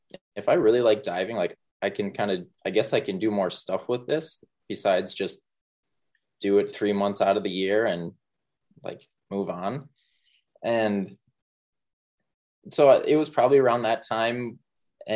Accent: Mankato, Minnesota, United States; now I'm back in Mankato in my hometown

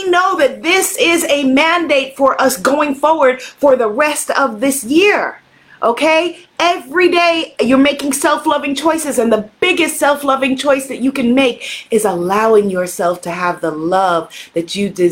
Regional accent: Guyana; The people in Guyana, we come from Ghana in part, amongst other places

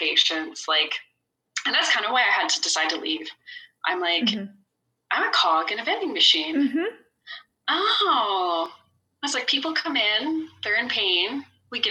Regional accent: Kindersley, Saskatchewan, Canada; I took a job in my hometown, so Kindersley, Saskatchewan

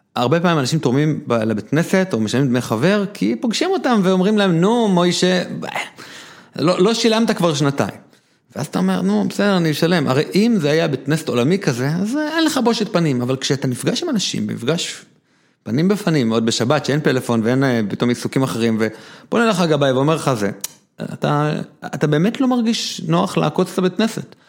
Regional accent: Jerusalem, Jerusalem District, Israel; אני ירושלמי

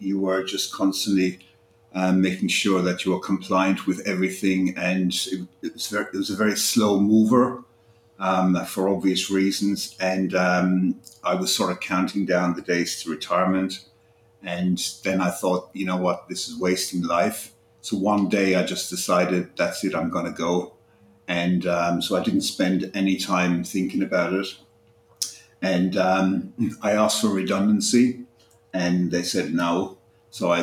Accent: Ireland; moved away as an adult; also born or lived in United Kingdom; now in Alicante, Spain; I'm originally Irish, and I spent the first half of my life living there, and then I moved to the UK and spent quite a few years there.

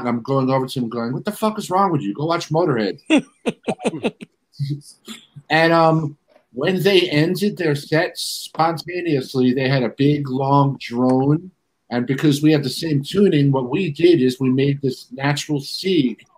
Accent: New York City, New York, United States; I was born at Kew Gardens, but the hospital's not even there no more.

